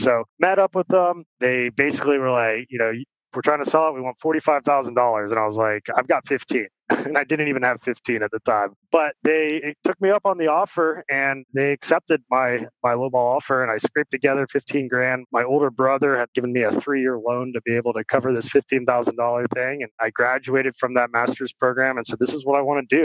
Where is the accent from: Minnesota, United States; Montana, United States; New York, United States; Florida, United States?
Florida, United States; Venice; I grew up in Venice, Florida